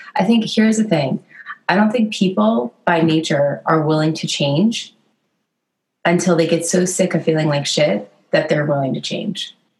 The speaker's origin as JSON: {"language": "English", "region": "Connecticut", "country": "United States", "tie": "born or raised there", "said": "I grew up in the Northeast in Connecticut"}